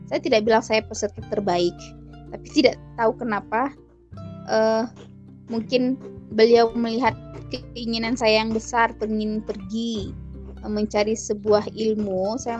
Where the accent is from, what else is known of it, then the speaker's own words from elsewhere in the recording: Padang, West Sumatra, Indonesia; saya berasal dari Padang Sumatera Barat